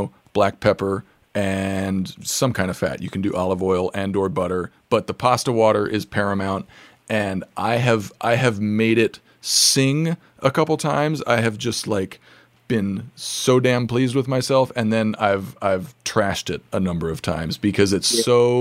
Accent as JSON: {"language": "English", "town": "Santa Fe", "region": "New Mexico", "country": "United States", "tie": "born or raised there", "said": "the other half is New Mexican because I grew up in Santa Fe, New Mexico"}